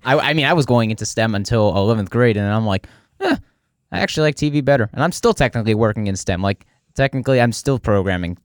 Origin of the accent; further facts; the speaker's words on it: New Jersey, United States; accent: New Jersey; I'm from New Jersey